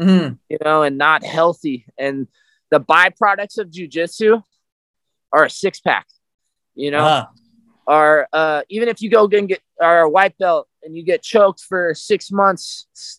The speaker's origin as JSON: {"language": "English", "area": "Napa / Sonoma", "region": "California", "country": "United States", "tie": "born or raised there", "said": "Napa, Sonoma, Napa. I'm like right on the line"}